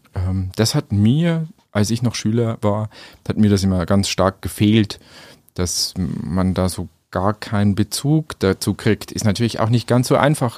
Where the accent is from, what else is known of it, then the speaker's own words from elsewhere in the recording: Schwandorf district, Upper Palatinate, Bavaria, Germany; also born or lived in Munich / Nuremberg / Vienna; Ich bin selber Oberpfälzer, komme aus dem Landkreis Schwandorf